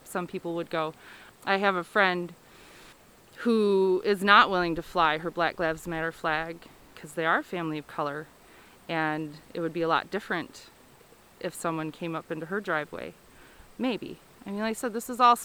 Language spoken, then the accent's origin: English; Kalamazoo, Michigan, United States; moved away as an adult; now in Hersey, United States; my hometown